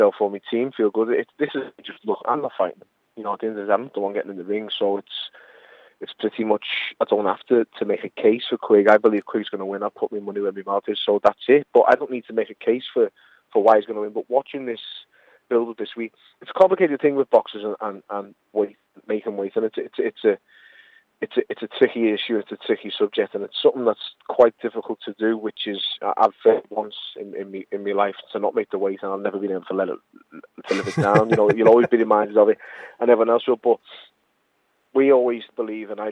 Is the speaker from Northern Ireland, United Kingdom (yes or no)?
no; Liverpool, North West England, United Kingdom; I am a scouser